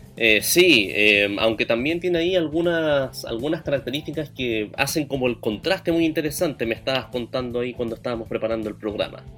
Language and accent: Spanish; Antofagasta, Chile; de donde yo vengo, Antofagasta